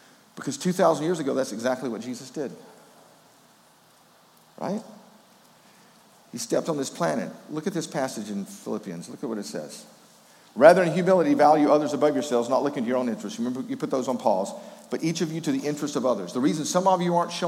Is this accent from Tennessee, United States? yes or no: yes; Memphis, Tennessee, United States; also born or lived in Wrightsville, Georgia; when I was a kid growing up in Memphis, Tennessee